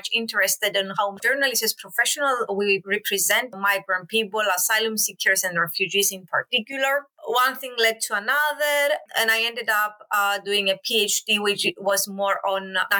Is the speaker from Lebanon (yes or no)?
no; Cyprus; I'm originally from Cyprus